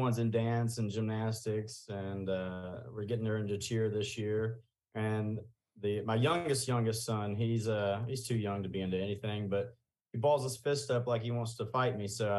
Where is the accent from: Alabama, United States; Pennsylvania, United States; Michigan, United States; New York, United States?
Alabama, United States